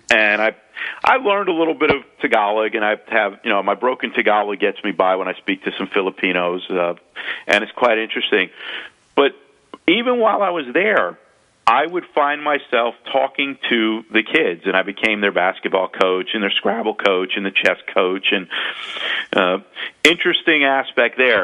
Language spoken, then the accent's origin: English; United States; accent: a little New Yorkish and South Florida mixed together; also born or lived in South Florida; my accent being a little New Yorkish and uh, South Florida mixed together